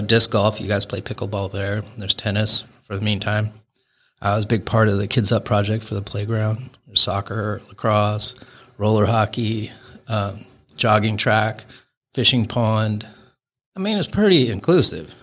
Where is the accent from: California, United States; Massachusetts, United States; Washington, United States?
Washington, United States; Seattle; now in Bainbridge Island, United States; close to Seattle where I, um, pretty much grew up and lived for a long, long time